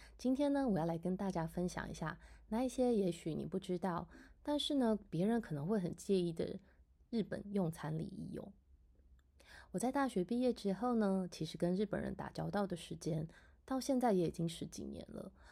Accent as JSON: {"language": "Chinese", "country": "Taiwan", "said": "我们台湾人呢，在吃饭的时候呢"}